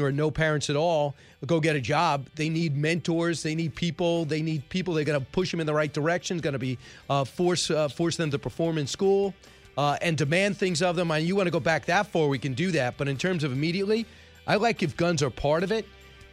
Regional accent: New York, United States; I grew up in New York, no one carries a gun here

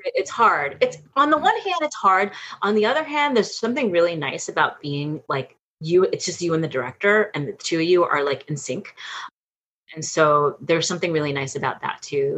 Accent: New York City, New York, United States; I was born and raised in New York City

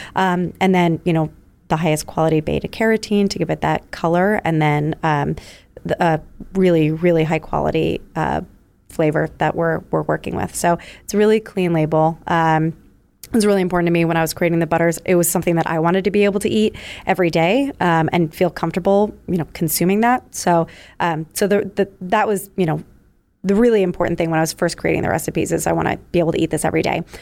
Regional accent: New York, United States; moved away as an adult; also born or lived in Philadelphia; I'm originally from New York

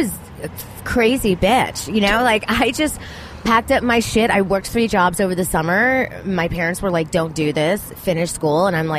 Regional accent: Miami, Florida, United States; born or raised there

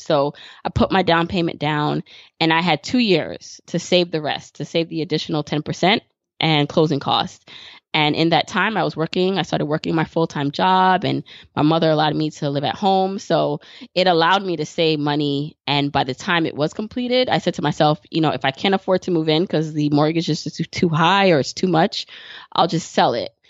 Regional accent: New York City, New York, United States; I live in New York City and I grew up in Brooklyn

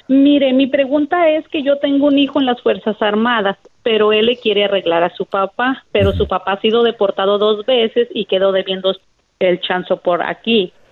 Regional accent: El Salvador; now in Dallas, United States; yo llamo de Dallas, Texas. Eh, yo soy salvadoreño, tengo TPS

